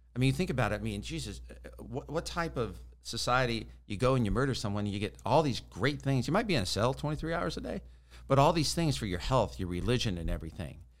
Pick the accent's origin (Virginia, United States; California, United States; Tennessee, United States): California, United States; Sacramento; I'm from Sacramento, California